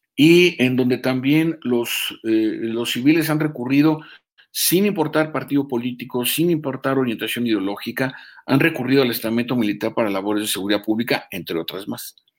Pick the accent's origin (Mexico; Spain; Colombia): Mexico